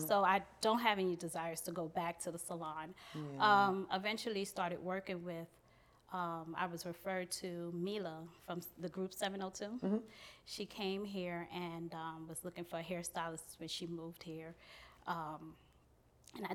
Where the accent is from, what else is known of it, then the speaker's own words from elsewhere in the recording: New York City, New York, United States; also born or lived in Guyana; I'm from Brooklyn, New York, born in Guyana, South America, near Brazil. So came here when I was 3 years old. So, you know, where I was raised was Brooklyn, New York